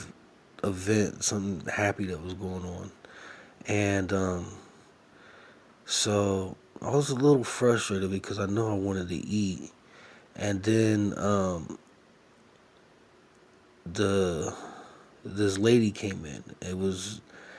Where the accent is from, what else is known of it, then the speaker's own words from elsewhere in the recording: United States; being an American